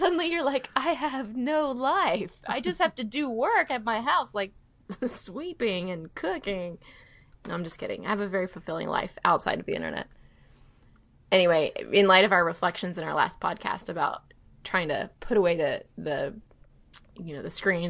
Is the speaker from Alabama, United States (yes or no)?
yes; Mobile, Alabama, United States; moved away; my hometown of Mobile.